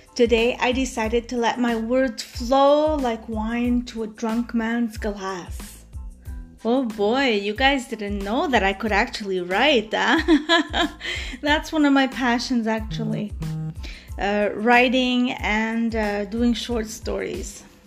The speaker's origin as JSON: {"language": "English", "town": "Montreal", "region": "Quebec", "country": "Canada", "lives_now": "Montreal, Canada", "said": "I come from the West End of Montreal. And like I said, I moved to the East End at the complete opposite"}